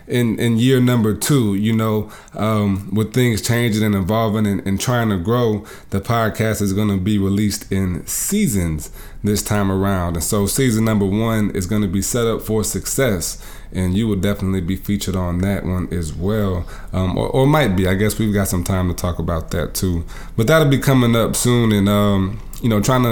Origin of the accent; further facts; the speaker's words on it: South Bend, Indiana, United States; in different schools growing up in South Bend, Indiana